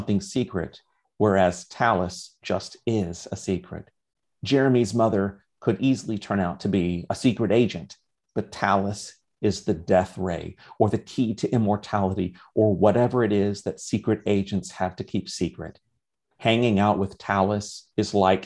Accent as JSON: {"language": "English", "town": "St. Augustine", "region": "Florida", "country": "United States", "tie": "born or raised there", "said": "I grew up in St. Augustine, Florida, and there are alligators all over the place"}